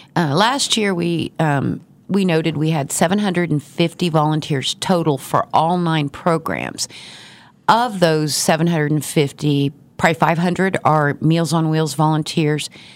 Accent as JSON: {"language": "English", "town": "Garden City", "region": "Kansas", "country": "United States", "moved": "yes", "lives_now": "Wichita, United States", "said": "I've been in Wichita for thirty years, but I originally from Garden City"}